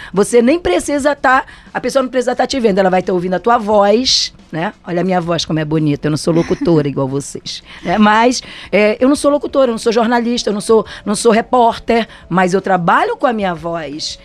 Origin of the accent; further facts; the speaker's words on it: Brazil; sou brasileira